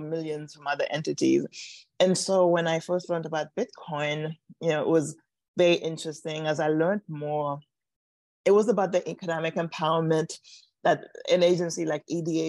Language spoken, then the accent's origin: English; New York City, New York, United States; moved away as an adult; also born or lived in Washington, District of Columbia, United States; I grew up in New York City, but I actually moved to Washington, DC to go to a grad school at Howard University.